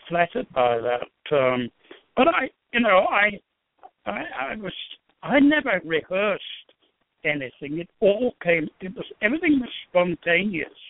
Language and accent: English; England, United Kingdom; moved away; the way I was brought up in England